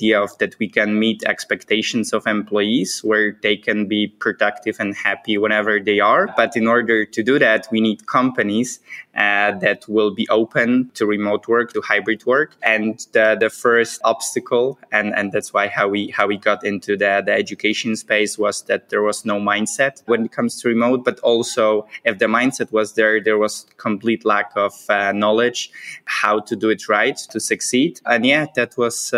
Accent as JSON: {"language": "English", "country": "Poland", "also_born_or_lived": "United States / Vietnam", "moved": "as an adult", "said": "together with my wife, we are originally from Poland."}